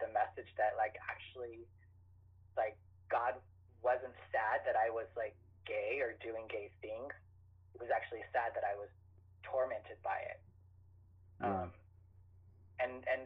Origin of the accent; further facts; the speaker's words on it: Idaho, United States; moved away as an adult; also born or lived in Chicago; I grew up in Idaho